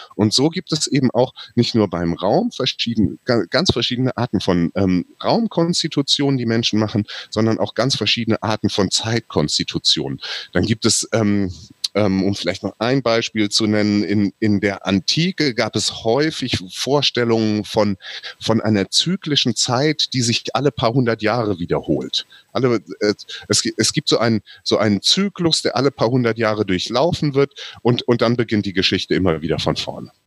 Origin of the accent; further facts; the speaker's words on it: Southern Hesse, Germany; Südhessen meine Heimat ist